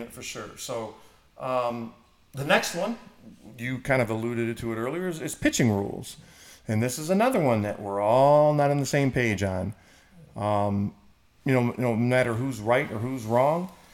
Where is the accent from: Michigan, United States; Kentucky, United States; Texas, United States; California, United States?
Michigan, United States; moved away; my hometown in Michigan